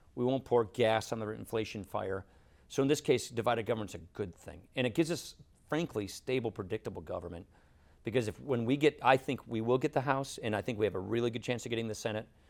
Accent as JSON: {"language": "English", "region": "Wisconsin", "country": "United States", "said": "I come from Wisconsin."}